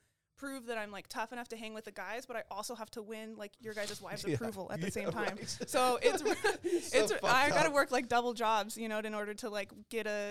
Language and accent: English; Beaumont, California, United States; I am from Beaumont, California.